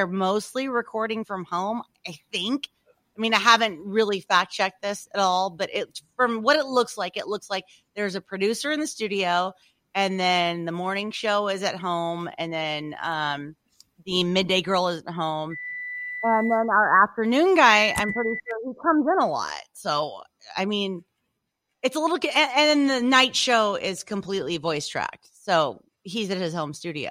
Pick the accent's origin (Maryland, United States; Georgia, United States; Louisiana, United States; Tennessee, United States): Louisiana, United States; moved away; I'm from Louisiana